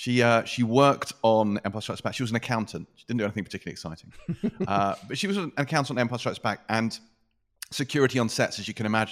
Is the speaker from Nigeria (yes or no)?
no; England, United Kingdom; I am English